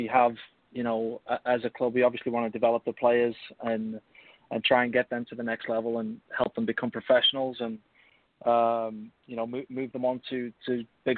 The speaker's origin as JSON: {"language": "English", "region": "England", "country": "United Kingdom", "moved": "yes", "lives_now": "United States", "said": "typically English"}